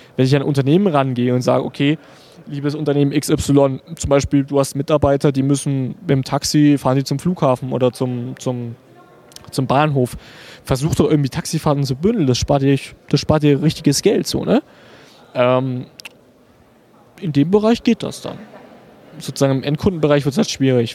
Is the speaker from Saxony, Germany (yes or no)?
yes; Dresden, Saxony, Germany; ich komme aus Dresden